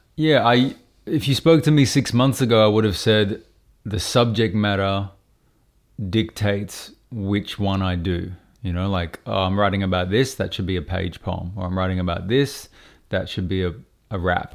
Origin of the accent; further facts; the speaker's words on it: Brisbane, Queensland, Australia; I grew up in Brisbane